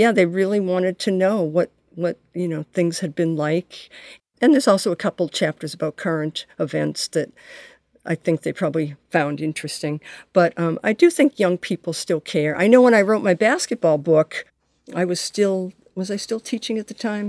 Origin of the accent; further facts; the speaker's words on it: Boston, Massachusetts, United States; I grew up in the Boston area